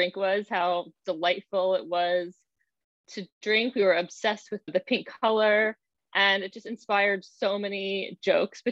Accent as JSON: {"language": "English", "town": "Baltimore", "region": "Maryland", "country": "United States", "tie": "born or raised there", "moved": "yes", "lives_now": "New York, United States", "said": "She and I grew up together in Baltimore"}